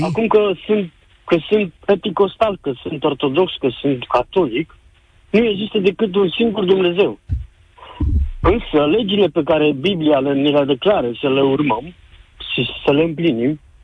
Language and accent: Romanian; Galați, Galați County, Romania; now in United Kingdom; sunt din Galați, dar uh, momentan locuiesc în uh, Marea Britanie